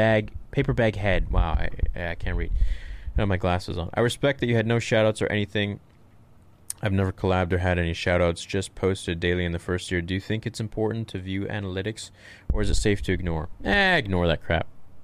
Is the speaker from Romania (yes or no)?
yes; Romania; English is a second language; I'm from Romania.